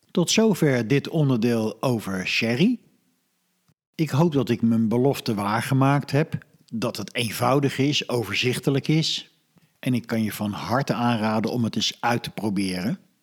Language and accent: Dutch; Netherlands; wij als Nederlanders